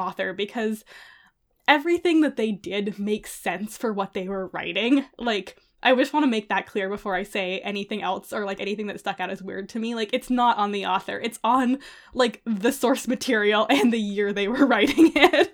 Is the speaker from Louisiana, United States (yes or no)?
no; California, United States; I grew up in California